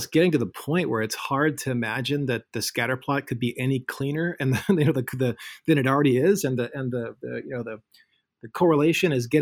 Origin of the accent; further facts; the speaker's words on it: St. Louis, Missouri, United States; my hometown of St. Louis